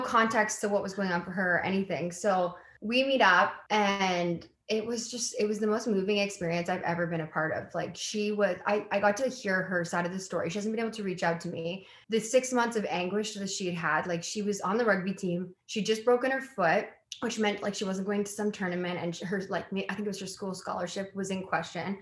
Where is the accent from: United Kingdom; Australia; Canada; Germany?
Canada; White Rock, British Columbia; also born or lived in Halifax, Nova Scotia; I was born in Halifax and my dad's side of the family is all East Coast. And then like kind of made my way to the West Coast and like grew up in White Rock